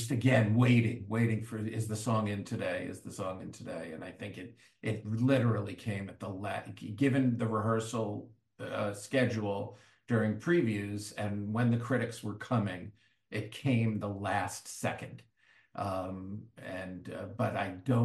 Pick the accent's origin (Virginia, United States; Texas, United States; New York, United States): New York, United States; Great Neck; I'm from Great Neck